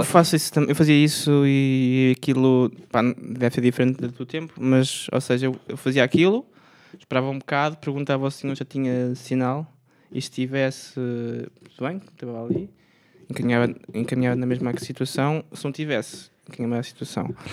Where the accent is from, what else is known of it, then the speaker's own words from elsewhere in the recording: Aveiro, Aveiro District, Portugal; moved away; eu venho da Aveiro